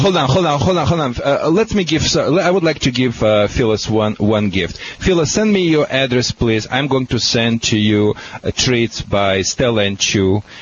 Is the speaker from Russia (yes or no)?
yes; Russia; moved away; From Russia